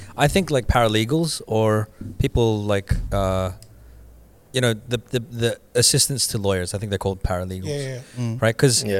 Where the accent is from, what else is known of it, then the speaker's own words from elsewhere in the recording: Philippines; I have an example of using AI as a Filipino.